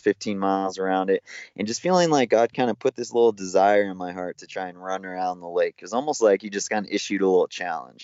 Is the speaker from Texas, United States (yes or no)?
no; Big Bear Lake, California, United States; I grew up in Big Bear Lake in Southern California